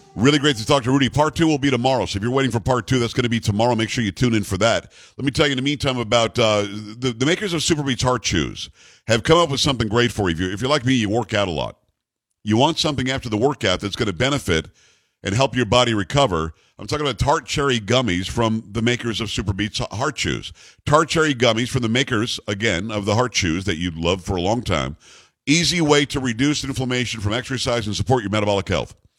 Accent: Palm Beach County, Florida, United States; also born or lived in New York; I grew up in Palm Beach County, Florida, having come from New York.

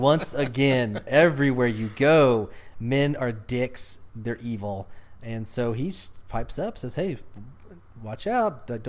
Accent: Texas, United States; I'm from Texas, so yeah, it's in West Texas.

